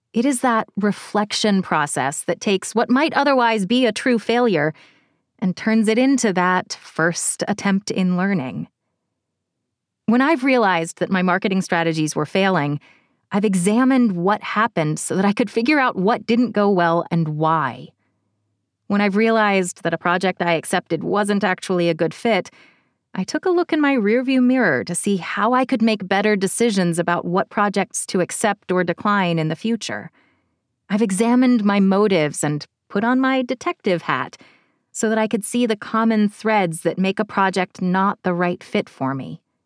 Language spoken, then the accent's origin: English; Cincinnati, Ohio, United States; my hometown of Cincinnati